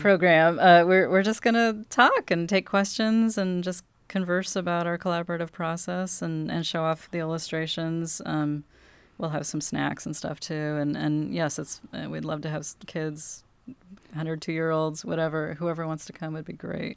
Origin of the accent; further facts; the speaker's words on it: Cannon Beach, Oregon, United States; I'm a locally raised author. I was born in Cannon Beach